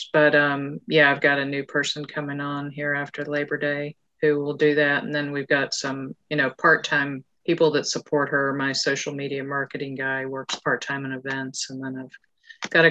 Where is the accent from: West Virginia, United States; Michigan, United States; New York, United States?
West Virginia, United States; Charleston; I grew up here in Charleston, which is right next to Malden